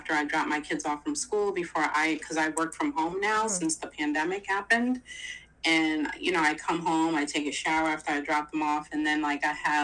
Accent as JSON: {"language": "English", "region": "New York", "country": "United States", "also_born_or_lived": "New Jersey", "moved": "as an adult", "said": "we were living like in New Jersey and I'm from New York"}